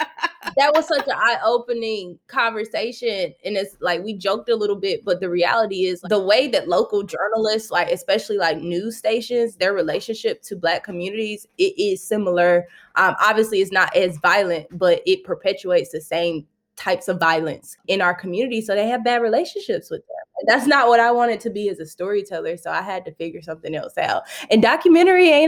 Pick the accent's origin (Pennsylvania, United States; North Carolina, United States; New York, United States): North Carolina, United States; Kinston; accent: Southern; moved away; also born or lived in Chicago; growing up in Kinston. Kinston is a small town in North Carolina.